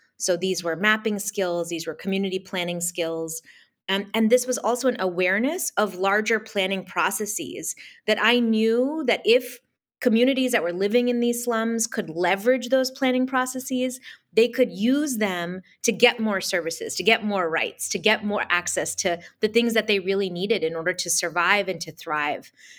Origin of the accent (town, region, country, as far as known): United States; born or raised there; also born or lived in India / Boston; now in Los Angeles, United States